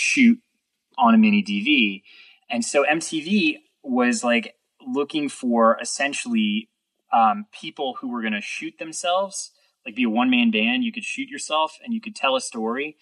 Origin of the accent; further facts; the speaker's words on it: New York City, New York, United States; growing up in New York City